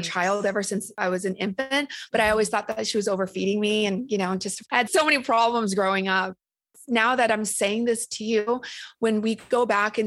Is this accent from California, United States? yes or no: yes; Orange County, California, United States; accent: Valley girl; also born or lived in Vietnam; I came from a refugee camp straight to the OC of all places